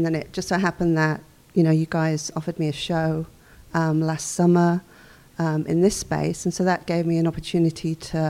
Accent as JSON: {"language": "English", "town": "Wolverhampton", "region": "West Midlands", "country": "United Kingdom", "tie": "born or raised there", "also_born_or_lived": "New York City, United States / Mystic, Connecticut, United States", "moved": "as an adult", "lives_now": "Westerly, United States", "said": "I lived in New York City for about 18 years. And then I was born in Wolverhampton in the UK. But I left Wolverhampton after university when I was in my early 20s."}